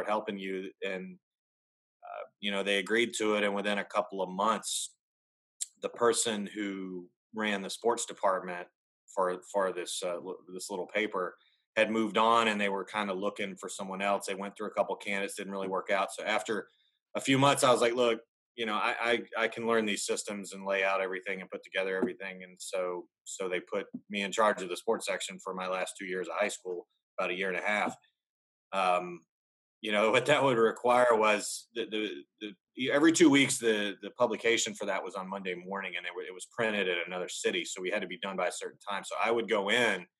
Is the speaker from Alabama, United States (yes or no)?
yes; Birmingham, Alabama, United States; moved away as an adult; also born or lived in Louisville, Kentucky / Tuscaloosa, Alabama / Knoxville, Tennessee; now in Nashville, United States; I grew up in Alabama, where college football is basically a religion